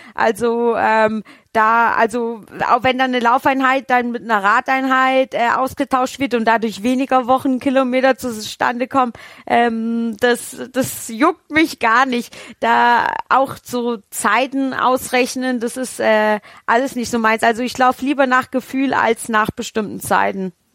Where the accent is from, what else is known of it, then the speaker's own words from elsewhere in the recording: Rhön, Hesse, Germany; moved away; ich komme ja gebürtig aus der Rhön und in der Rhön herrscht sehr raues Klima